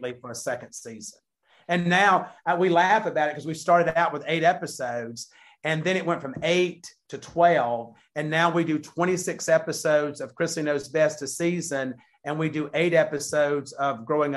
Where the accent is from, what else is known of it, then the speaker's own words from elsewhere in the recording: the South, United States; we're from the South.